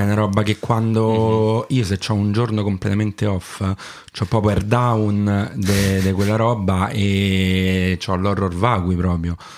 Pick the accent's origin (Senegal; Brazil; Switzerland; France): France; accent: southern French; first language French; Italian is a second language; now in Rome, Italy; io sono francese anche se non sembra di madrelingua e nazionalità